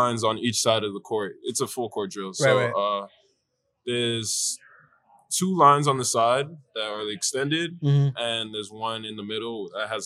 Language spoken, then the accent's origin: English; Canada; born or raised there; moved away as an adult; also born or lived in South Africa; now in Chicago, United States